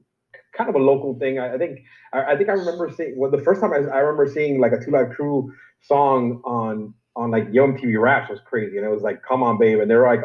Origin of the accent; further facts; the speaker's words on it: Miami, Florida, United States; growing up in Miami